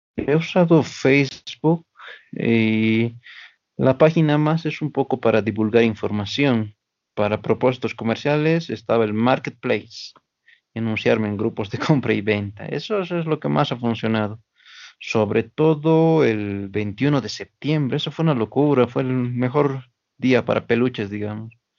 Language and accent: Spanish; Oruro, Bolivia; yo soy de aquí de Oruro por parte de mi papá, pero mi mamá es del lado de Sucre